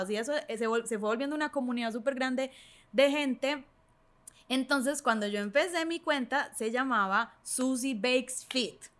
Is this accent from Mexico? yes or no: no; Medellín, Antioquia, Colombia; moved away as an adult; now in Chile; Yo soy de Medellín. Sí. Vivo en Chile hace cinco años.